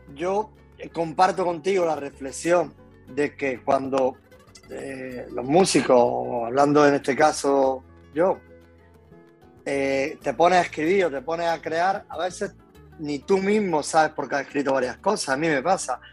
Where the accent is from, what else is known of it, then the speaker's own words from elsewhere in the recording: Loja, Andalusia, Spain; now in Málaga, Spain; Soy de un pueblecito nacido en Loja, que es un pueblecito de, de, Granada. Después me vine a Málaga hasta los cuatro años y por motivo de trabajo de mi padre y después volví a Granada